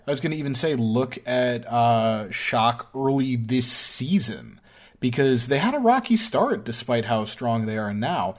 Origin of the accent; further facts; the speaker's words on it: New York, United States; I'm from New York.